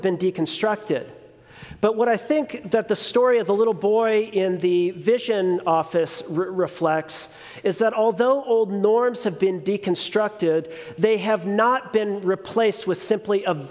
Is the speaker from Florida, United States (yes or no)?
no; Long Beach, California, United States; also born or lived in New Mexico; I was born and raised in one of the most progressive cities in California, Long Beach